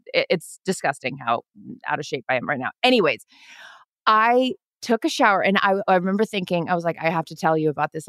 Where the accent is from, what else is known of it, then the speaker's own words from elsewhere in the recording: Seattle, Washington, United States; growing up in Seattle, it was like half the house of my house was Washington Huskies and half of them were Cougars